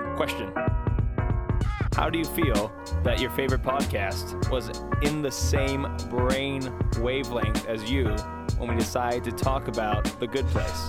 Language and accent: English; United States